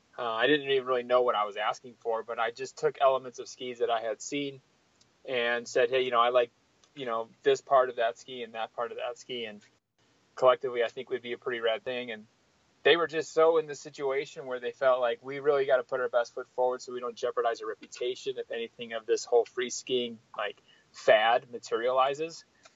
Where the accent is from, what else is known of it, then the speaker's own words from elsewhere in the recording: Wisconsin, United States; moved away as an adult; also born or lived in Minneapolis / Squaw Valley; a lot of my peers I grew up with skiing in Wisconsin who moved to Lake Tahoe, I went up to Minneapolis for college.